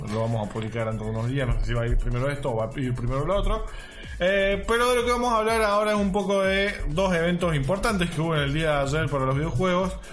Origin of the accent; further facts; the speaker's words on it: Córdoba, Argentina; Salió súper cordobés, cordobés. bueno, somos de Córdoba, ¿qué esperas?